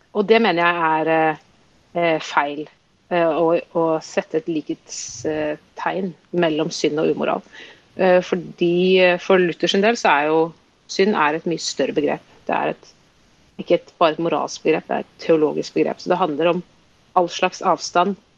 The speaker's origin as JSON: {"language": "Norwegian", "region": "Oslo", "country": "Norway", "tie": "born or raised there", "said": "jeg vokste opp i Oslo"}